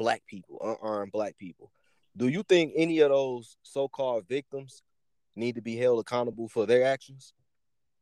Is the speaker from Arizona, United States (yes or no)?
no; Detroit, Michigan, United States; I'm from Detroit, but I also lived in the suburbs